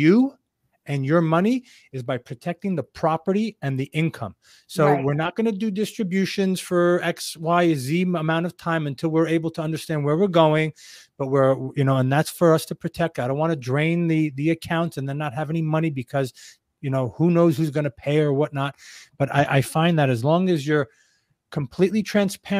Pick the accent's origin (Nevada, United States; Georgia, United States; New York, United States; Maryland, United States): New York, United States; I'm this New Yorker kid